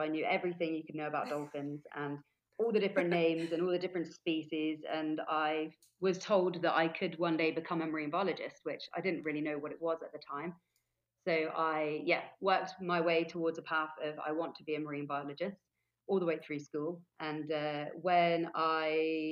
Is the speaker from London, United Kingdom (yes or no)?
no; Forest of Dean, Gloucestershire, South West England, United Kingdom; moved away as an adult; now in Gili Trawangan, Indonesia; I'm originally from the UK. I grew up in the Forest of Dean, which is in Gloucestershire.